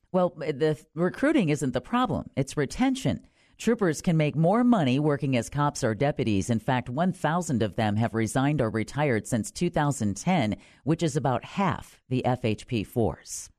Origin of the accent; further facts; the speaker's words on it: Wisconsin, United States; now in Orlando, United States; my home state of Wisconsin